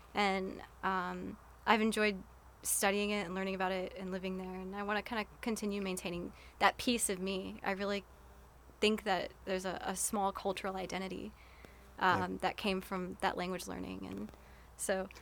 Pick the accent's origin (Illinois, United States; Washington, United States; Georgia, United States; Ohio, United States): Georgia, United States; Atlanta; my hometown like i love the city of atlanta